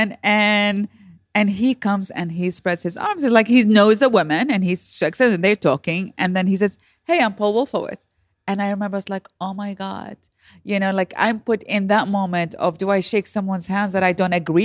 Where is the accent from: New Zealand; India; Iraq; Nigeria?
Iraq; moved away as an adult; now in United States; I'm born and raised in Iraq.